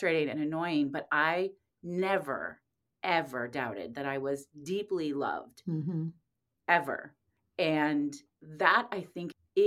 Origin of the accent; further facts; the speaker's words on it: Indianapolis, Indiana, United States; moved away as an adult; I grew up in Indianapolis